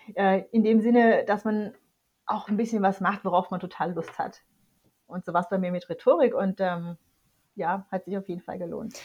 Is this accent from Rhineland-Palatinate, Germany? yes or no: no; near Tübingen, Baden-Württemberg, Germany; ich bin, wie gesagt, in der Nähe von Tübingen aufgewachsen und dort zur Schule gegangen